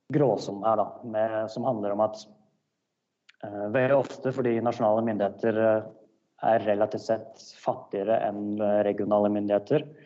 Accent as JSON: {"language": "Norwegian", "country": "Norway", "moved": "yes", "lives_now": "South Africa"}